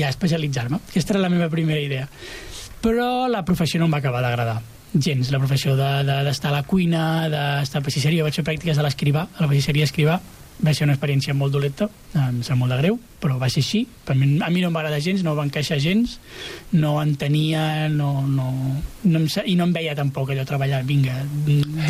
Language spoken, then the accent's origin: Catalan; Santa Perpètua de Mogoda, Catalonia, Spain; moved away as an adult; now in Castellar del Vallès, Spain; jo soc de, de, de Santa Perpètua.